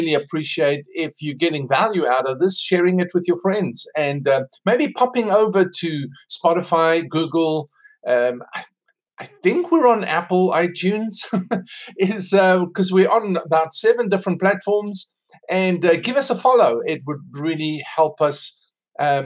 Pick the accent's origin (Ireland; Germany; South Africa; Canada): South Africa; accent: South African; moved away as an adult; now in United States; I'm South African. That's why I have this accent. I don't have American accent. Came to America 2 years ago